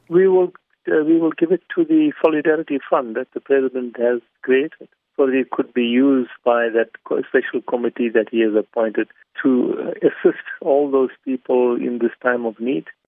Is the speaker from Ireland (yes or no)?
no; South Africa; my life as a South African